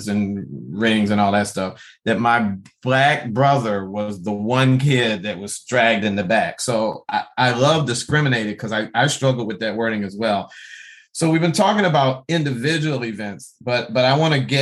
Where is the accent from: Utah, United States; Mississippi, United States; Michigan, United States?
Michigan, United States; Detroit; I grew up Black in Detroit